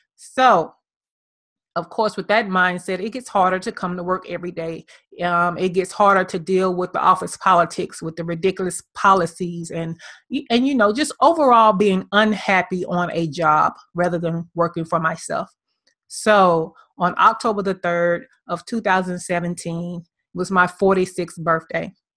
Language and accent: English; Birmingham, Alabama, United States; now in Atlanta, United States; My hometown is Birmingham, Alabama